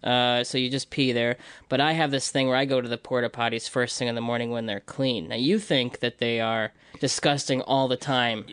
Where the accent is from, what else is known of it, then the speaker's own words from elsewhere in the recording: Libertyville, Illinois, United States; moved away; I'm from Illinois, Libertyville, Illinois, so it's just, like, on the border